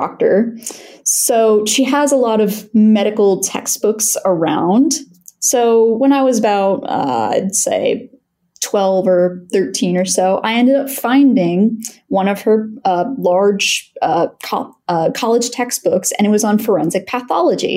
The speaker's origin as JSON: {"language": "English", "town": "Lancaster", "region": "Pennsylvania", "country": "United States", "also_born_or_lived": "Shippensburg, Pennsylvania", "moved": "as an adult", "said": "originally I'm from Lancaster, Pennsylvania, so home of the Amish"}